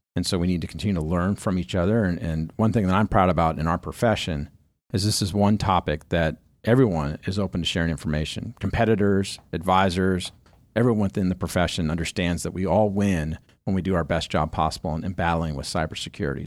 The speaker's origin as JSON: {"language": "English", "region": "Southern California", "country": "United States", "tie": "born or raised there", "said": "when you grow up in Southern California"}